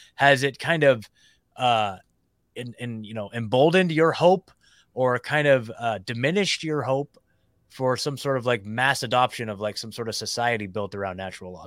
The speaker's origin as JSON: {"language": "English", "region": "Oregon", "country": "United States", "tie": "born or raised there", "also_born_or_lived": "Eugene, Oregon", "moved": "as an adult", "lives_now": "Nashville, United States", "said": "So I lived in Eu, Oregon my whole life."}